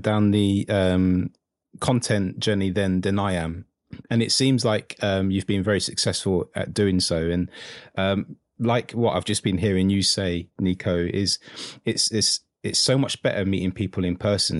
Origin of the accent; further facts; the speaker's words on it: United Kingdom; only Brit in the world that doesn't like football